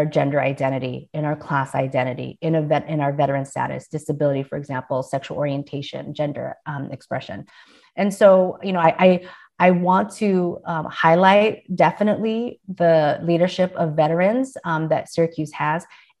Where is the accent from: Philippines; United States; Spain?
Philippines; However, in my office, I hang a painting that my brother got for me from the Philippines. I am Filipina and I'm very proud of that identity.